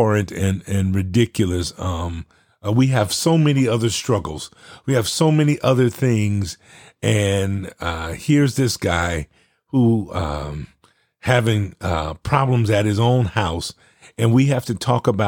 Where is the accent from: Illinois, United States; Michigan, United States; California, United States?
California, United States; Los Angeles; moved away; I was born and raised in South Central Los Angeles